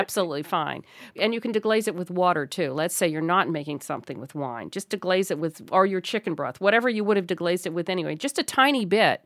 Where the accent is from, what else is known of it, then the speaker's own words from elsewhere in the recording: New York City, New York, United States; moved away; that's my hometown